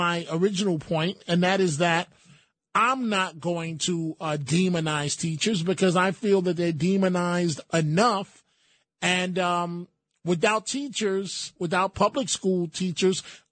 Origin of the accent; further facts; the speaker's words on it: New York City, New York, United States; growing up in the Bronx